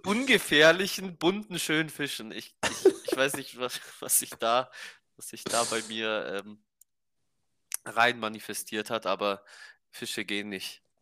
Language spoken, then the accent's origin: German; Romania; Bei uns in Rumänien